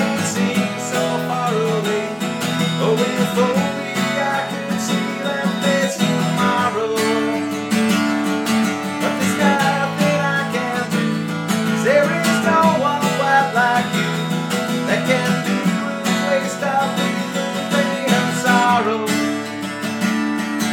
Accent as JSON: {"language": "English", "town": "Ardmore", "country": "Ireland", "tie": "born or raised there", "said": "when I was growing up in Ardmore in my early teens, I was about 13, 14"}